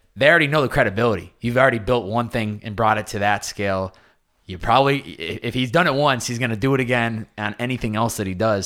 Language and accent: English; Boston, Massachusetts, United States; growing up in Boston